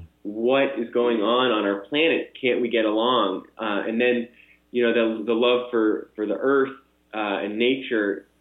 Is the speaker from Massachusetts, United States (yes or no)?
yes; Boston, Massachusetts, United States; I grew up in the Boston area